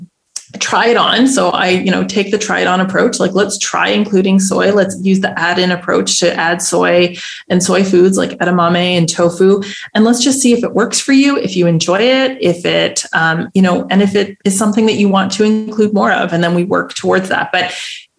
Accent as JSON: {"language": "English", "country": "Canada", "moved": "as an adult", "lives_now": "Netherlands", "said": "I'm Canadian"}